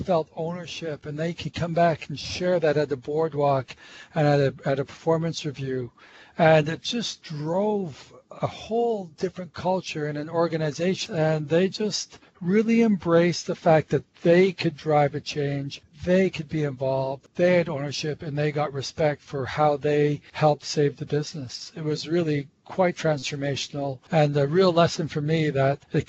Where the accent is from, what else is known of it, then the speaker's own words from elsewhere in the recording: Montreal, Quebec, Canada; accent: North American; I grew up in Montreal